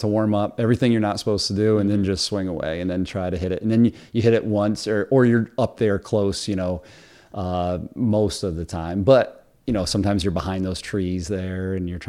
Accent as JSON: {"language": "English", "town": "Cliff Haven", "region": "New York", "country": "United States", "tie": "born or raised there", "said": "I grew up in Cliff Haven"}